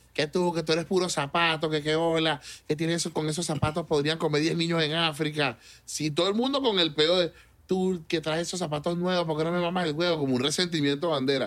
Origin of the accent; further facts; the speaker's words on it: Caracas, Venezuela; moved away as an adult; also born or lived in Mexico; now in United States; los toques de rap cuando yo era niño eran en Pinto Salina, en La Dolorita